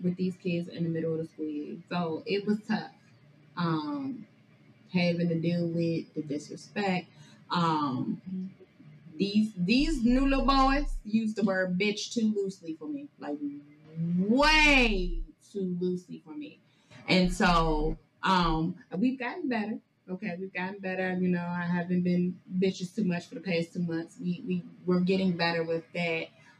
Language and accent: English; Maryland, United States; born and raised in Prince George's County, Maryland. I said, I'm not from the hood